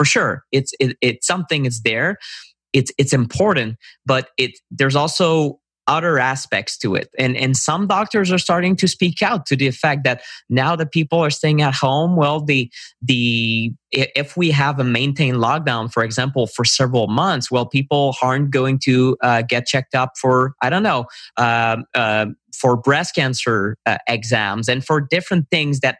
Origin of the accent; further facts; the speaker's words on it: Canada; I'm a Canadian